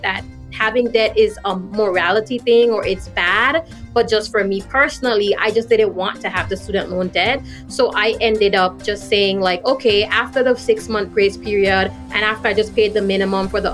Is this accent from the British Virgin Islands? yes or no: yes; British Virgin Islands; also born or lived in U.S. Virgin Islands; now in Florida, United States; I grew up in the British Virgin Islands and I was born in the U.S. Virgin Islands